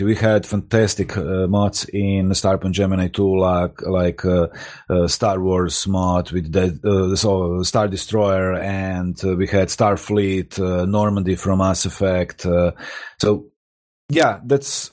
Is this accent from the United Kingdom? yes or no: no; Croatia; also born or lived in Rijeka, Croatia; I'm located in Rijeka in Croatia. It's like 150 kilometers away. We are all from Croatia